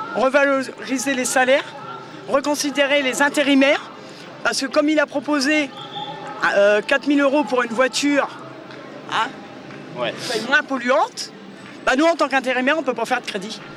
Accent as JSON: {"language": "French", "area": "near Noyon", "region": "Hauts-de-France", "country": "France", "said": "Je viens d'à côté de Noyon. Un petit village, un hameau de, à côté de Noyon"}